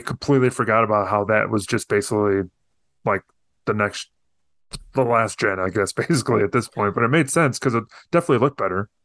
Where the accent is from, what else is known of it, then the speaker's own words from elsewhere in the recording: Northern Illinois, United States; where I grew up in Northern Illinois